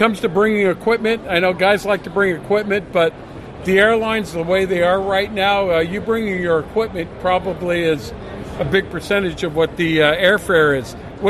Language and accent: English; Southern California, United States; I'm from Southern California.